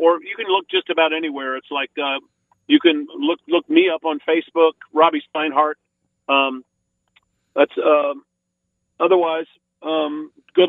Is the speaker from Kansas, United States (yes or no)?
yes; Lawrence, Kansas, United States; moved away as an adult; my hometown, Lawrence